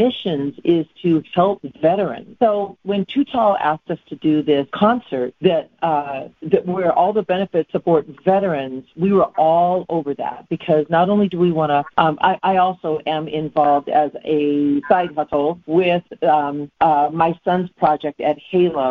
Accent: Los Angeles, California, United States; moved away as an adult; now in Arizona, United States; I was raised in Los Angeles, in the San Fernando Valley, in Northridge, in Chatsworth, where I raised my kids

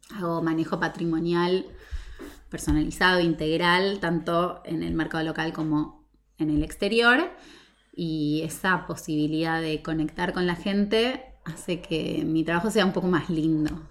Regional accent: Argentina; nosotros como argentinos

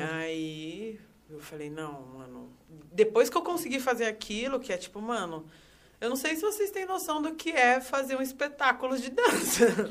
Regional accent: São Paulo, Brazil; Eu sou nascida e criada no Itaim Paulista, extrema zona leste de São Paulo

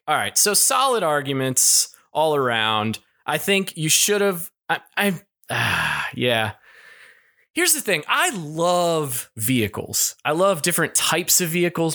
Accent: Kentucky, United States; moved away; I'm from Kentucky, and I lived very close to the Corvette Museum growing up

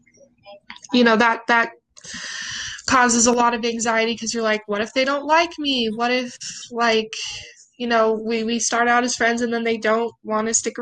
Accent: Provo, Utah, United States; also born or lived in Salt Lake City, Utah; I grew up in Provo. I moved to Salt Lake when I was 13

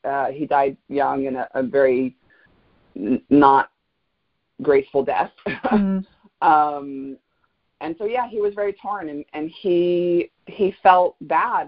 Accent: Fort Lauderdale, Florida, United States; also born or lived in Gainesville, Florida; I grew up in South Florida. I'm a native South Floridian, a very rare breed. I was born in Fort Lauderdale.

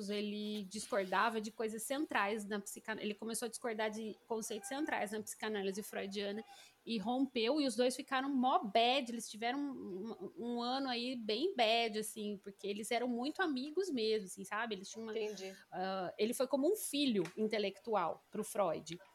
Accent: Brazil; a gente é brasileira

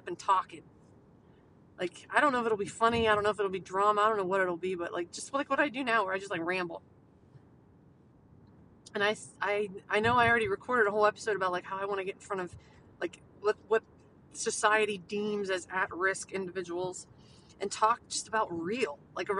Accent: United States; we as American people

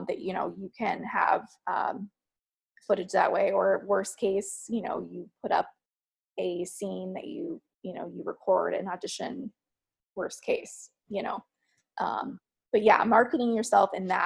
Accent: Texas, United States; moved away; also born or lived in New York; Growing up in Texas

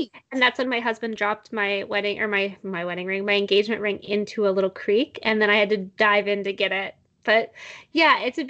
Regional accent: United States; I love being American

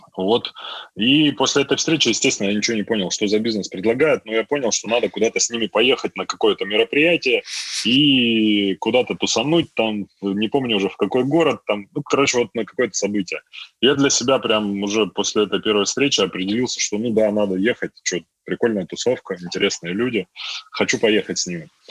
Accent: a village in Altai Krai, Russia; moved away as an adult; also born or lived in Tomsk; я сам родился в деревне в Алтайском крае

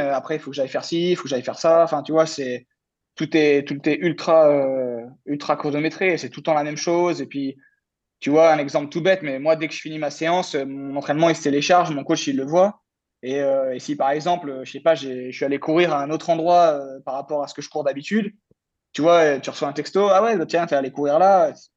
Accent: France; en tant que Français

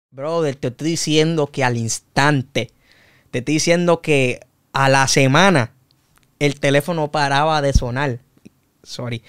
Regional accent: Humacao, Puerto Rico; also born or lived in Loíza, Puerto Rico; now in Naguabo, Puerto Rico; Y a la edad de cuatro años fue que me mudé para Macao. Ahí fue donde crecí, ahí fue donde me formé

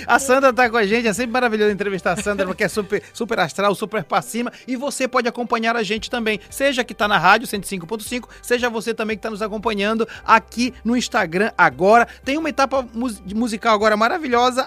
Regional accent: Vigia, Pará, Brazil; eu sou de Vigia

